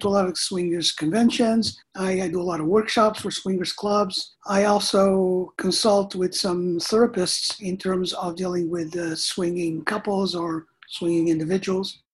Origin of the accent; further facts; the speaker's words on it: Canada; I'm Canadian